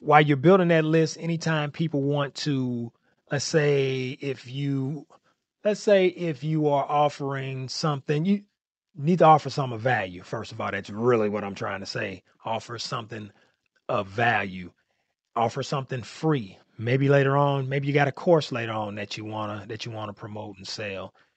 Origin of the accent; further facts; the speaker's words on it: St. Louis, Missouri, United States; I'm from Saint Louis, Missouri